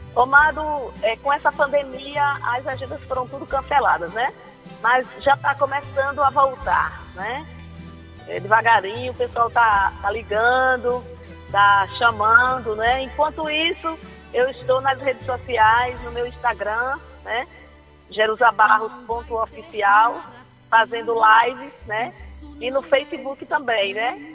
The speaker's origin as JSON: {"language": "Portuguese", "town": "Natal", "region": "Rio Grande do Norte", "country": "Brazil", "also_born_or_lived": "São Paulo / Pernambuco", "moved": "as an adult", "lives_now": "Jaboatão dos Guararapes, Brazil", "said": "eu sou de Natal, do Rio Grande do Norte, mas atualmente eu moro em Pernambuco"}